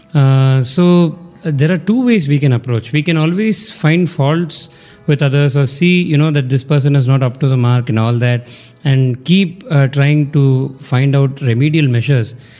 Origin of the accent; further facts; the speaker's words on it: Chennai, Tamil Nadu, India; from Chennai